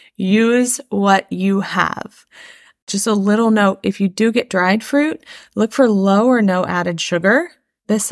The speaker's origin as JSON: {"language": "English", "region": "Midwest", "country": "United States", "said": "As a Midwesterner"}